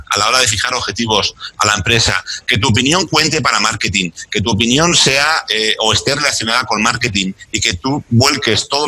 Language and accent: Spanish; Chile; Tú fíjate que además, siendo chileno, hay yo soy ferviente seguidor de un chileno, psicólogo chileno